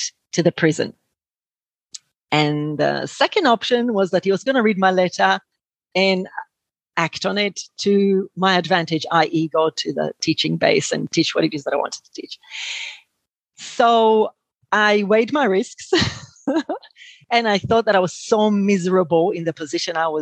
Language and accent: English; Israel; moved away as an adult; now in Australia; I was born in Israel, but I came to Australia after my army service